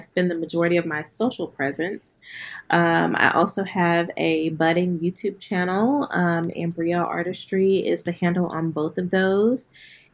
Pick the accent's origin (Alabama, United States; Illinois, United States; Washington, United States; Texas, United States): Alabama, United States; Huntsville; moved away; I'm from Huntsville, Alabama